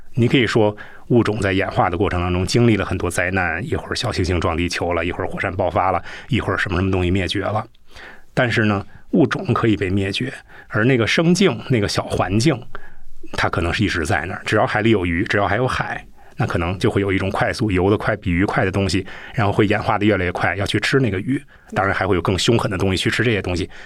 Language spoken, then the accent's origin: Chinese; Beijing, China; 作为一个北京人